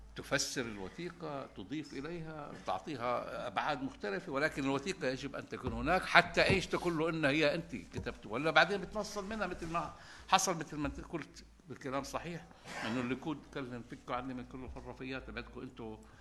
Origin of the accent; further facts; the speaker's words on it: Palestine; احنا كمجتمع فلسطيني